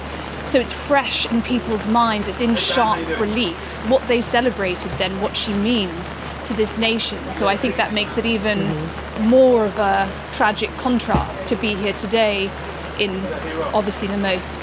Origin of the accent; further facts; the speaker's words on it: New Zealand; I was born in New Zealand